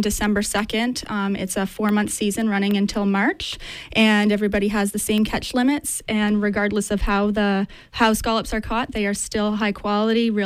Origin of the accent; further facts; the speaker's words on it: New Brunswick, Canada; now in Maine, United States; I'm actually from New Brunswick. I'm a transplant down here.